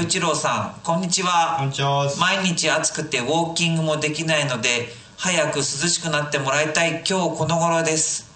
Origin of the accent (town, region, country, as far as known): Noto, Ishikawa, Japan; born or raised there